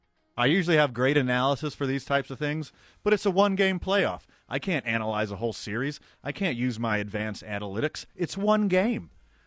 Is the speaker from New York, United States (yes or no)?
no; Houston, Texas, United States; moved away; Houston is my hometown.